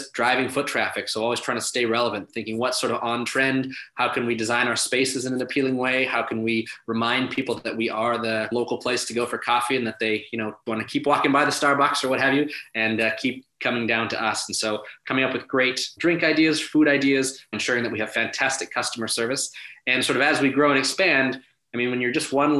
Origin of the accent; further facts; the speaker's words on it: Winnipeg, Manitoba, Canada; here in my hometown of Winnipeg